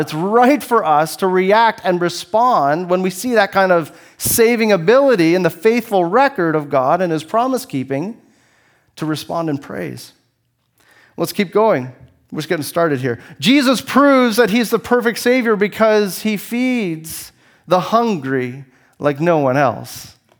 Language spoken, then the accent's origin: English; Canada; I only have one passport. It says, it says that I'm Canadian